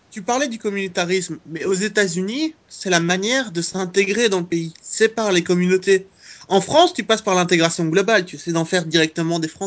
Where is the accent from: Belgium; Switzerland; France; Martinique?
Belgium; les Belges, on est plutôt tranquille hein.